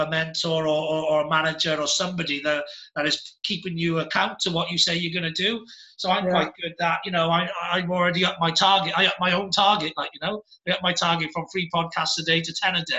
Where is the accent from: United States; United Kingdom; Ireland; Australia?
United Kingdom; Cardiff, Wales; moved away as an adult; also born or lived in Penarth; now in Gwent Valley, United Kingdom; I'm from Cardiff